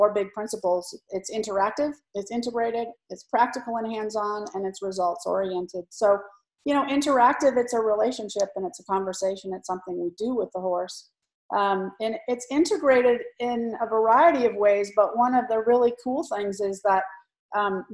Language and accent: English; California, United States; I grew up in California